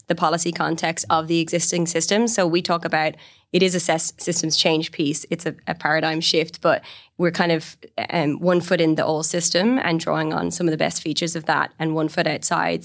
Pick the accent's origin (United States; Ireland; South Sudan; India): Ireland; Galway, Connacht; also born or lived in London; I raised in Galway on the west coast of Ireland.